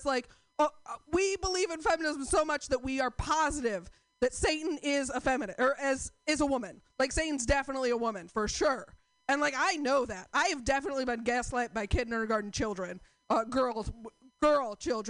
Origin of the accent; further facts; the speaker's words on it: Portland, United States; I'm from Portland